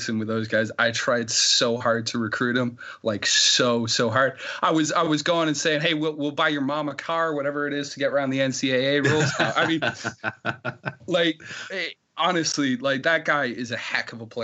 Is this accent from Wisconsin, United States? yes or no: yes; Oregon, Wisconsin, United States; moved away as an adult; also born or lived in Yorkshire, England; now in United Kingdom; my dad's job moved us over to Wisconsin, though, a little town of Oregon just outside of Madison